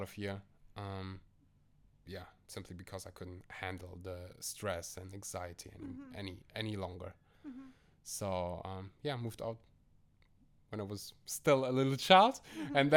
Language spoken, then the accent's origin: English; Germany; I am born and raised in Germany. My family came all the way from Uzbekistan to Germany